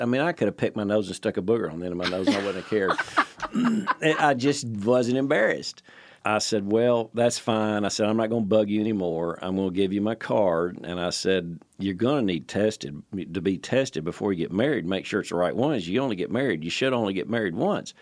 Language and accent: English; Nashville, Tennessee, United States; moved away as an adult; also born or lived in Palm Beach, Florida; Born and raised in Nashville